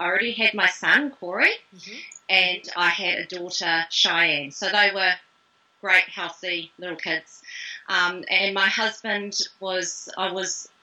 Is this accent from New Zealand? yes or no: yes; Auckland, New Zealand; also born or lived in Christchurch / Wellington / North Shore; Grew up in West Auckland, not ashamed to say it